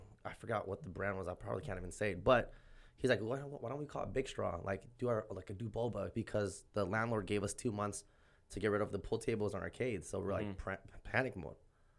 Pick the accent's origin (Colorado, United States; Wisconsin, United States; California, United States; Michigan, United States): California, United States; Oxnard; Born and raised in Southside Oxnard, Lemonwood.